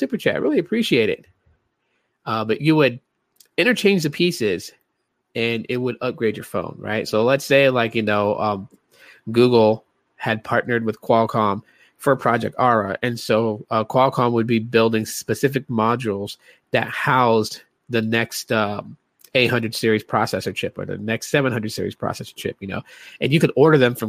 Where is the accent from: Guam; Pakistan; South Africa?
Guam; moved away; also born or lived in Hawaii; I grew up in Guam, man. So I lived in Guam. I lived in Hawaii